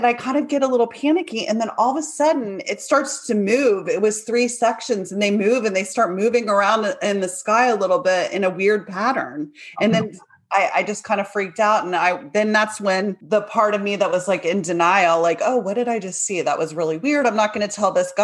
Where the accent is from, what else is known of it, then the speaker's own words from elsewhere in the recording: Maitland, Florida, United States; I grew up in Maitland, Florida.